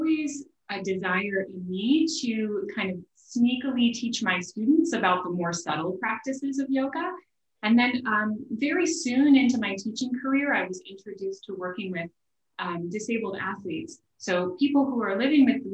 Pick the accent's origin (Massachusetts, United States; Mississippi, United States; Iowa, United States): Iowa, United States; Des Moines; moved away as an adult; also born or lived in Long Island, New York; I'm from Iowa originally. I'm from Des Moines, Iowa